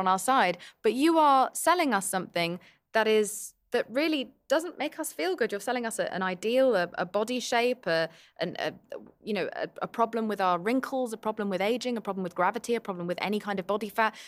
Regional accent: United States; an American

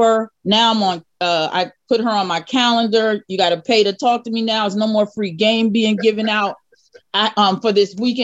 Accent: New Jersey, United States; I'm from Jersey as well

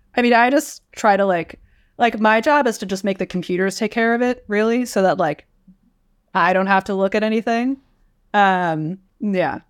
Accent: Westchester County, New York, United States; moved away as an adult; now in California, United States; I'm from New York. I'm from Westchester County, not the city

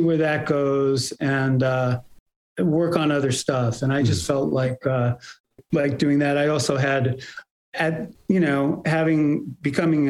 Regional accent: Bay Area, California, United States; also born or lived in New York; I was born in New York and we moved to the Bay Area when I was almost five.

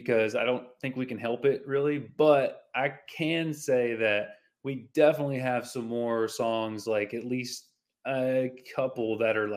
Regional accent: the South, United States; Growing up in the South, there's like tons of country and Christian influence.

